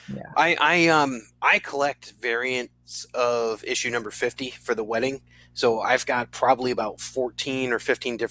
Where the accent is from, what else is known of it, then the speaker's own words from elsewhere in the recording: New Britain, Connecticut, United States; I was born in New Britain